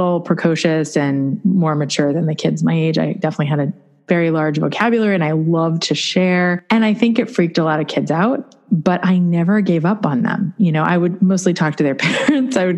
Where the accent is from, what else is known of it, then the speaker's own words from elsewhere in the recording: Long Island, New York, United States; I was born on Long Island, New York